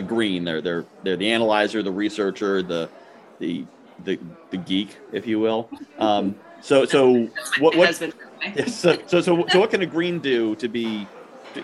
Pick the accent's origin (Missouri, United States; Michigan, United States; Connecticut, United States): Connecticut, United States; I'm from Connecticut